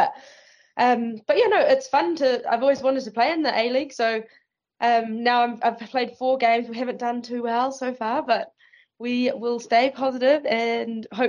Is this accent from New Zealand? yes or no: yes; New Zealand; moved away as an adult; also born or lived in Iceland; I've always wanted to play professionally in New Zealand because obviously I was born here.